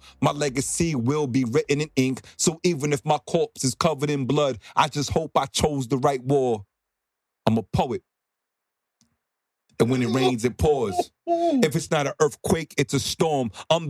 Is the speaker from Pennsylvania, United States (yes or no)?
no; Bronx, New York, United States; growing up in New York, in the Bronx, you blend cultural identities.